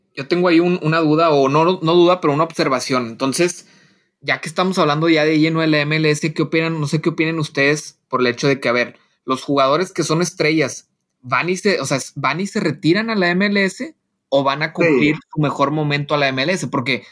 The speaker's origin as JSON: {"language": "Spanish", "country": "Mexico", "said": "nosotros como mexicanos"}